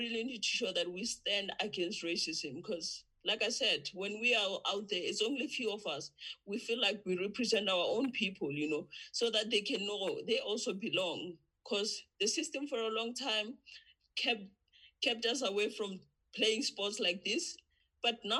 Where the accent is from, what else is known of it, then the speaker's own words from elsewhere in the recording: South Africa; from South Africa